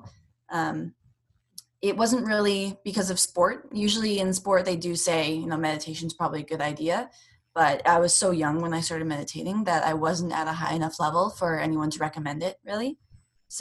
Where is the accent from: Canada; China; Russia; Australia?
Canada; I'm not American. And when you're a Canadian competing in America